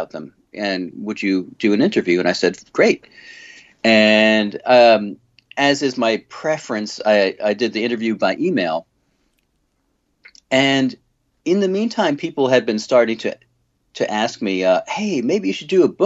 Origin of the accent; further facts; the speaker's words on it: suburbs of New York, United States; also born or lived in Manhattan, New York City; I was born in Manhattan and lived in the suburbs of New York, and then came back here for college and never left